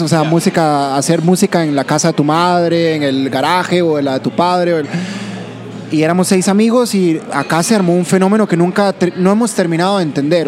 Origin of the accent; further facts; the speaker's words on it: Heredia, Costa Rica; Los dos somos de Heredia